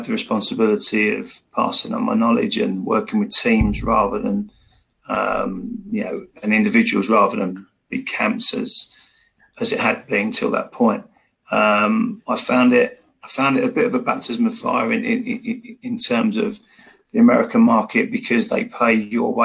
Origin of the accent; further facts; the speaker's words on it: England, United Kingdom; I'm from England.